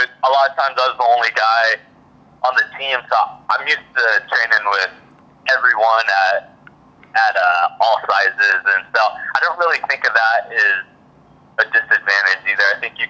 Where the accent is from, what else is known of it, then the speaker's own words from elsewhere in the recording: Alaska, United States; now in Oregon, United States; I got the Alaska toughness in me. So I grew up fishing my whole life and doing all that stuff.